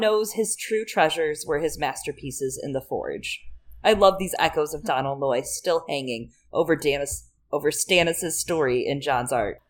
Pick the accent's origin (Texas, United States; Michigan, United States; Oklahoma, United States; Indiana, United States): Michigan, United States; moved away; I am from Michigan originally